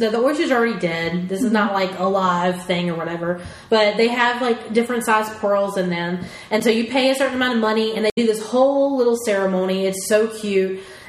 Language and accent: English; Japan; I'm from Japan.